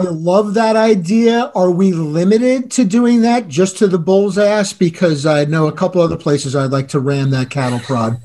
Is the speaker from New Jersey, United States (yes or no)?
yes; New Jersey, United States; That was New Jersey. That was my home state